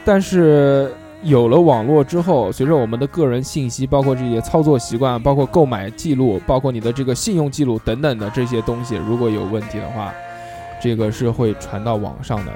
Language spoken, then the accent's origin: Chinese; Sichuan, China; 我们四川人讲，叫白龙门阵